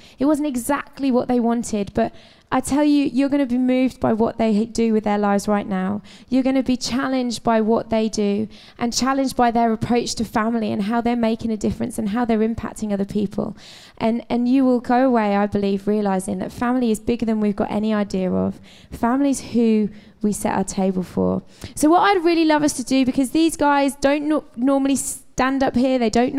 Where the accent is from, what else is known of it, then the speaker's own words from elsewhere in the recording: Wellingborough, East Midlands, United Kingdom; now in Cambridge, United Kingdom; We come from Wellingborough